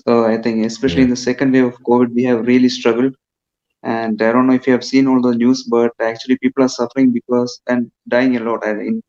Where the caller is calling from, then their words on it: India; I'm calling from India.